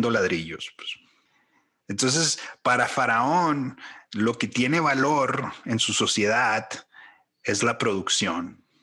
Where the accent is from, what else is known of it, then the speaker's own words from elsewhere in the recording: Mexico; now in United States; Como mexicano, pero viviendo en, Estados Unidos, viviendo en otras partes.